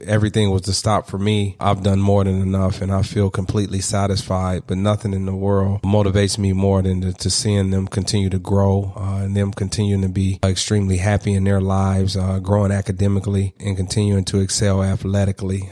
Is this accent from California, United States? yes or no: no; Detroit, Michigan, United States; As a young man growing up in Detroit